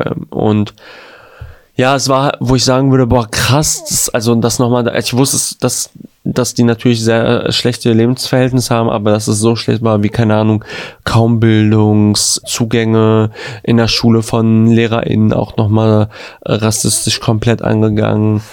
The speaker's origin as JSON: {"language": "German", "town": "Gelsenkirchen", "region": "North Rhine-Westphalia", "country": "Germany", "said": "in Gelsenkirchen, in meiner Stadt Geleg"}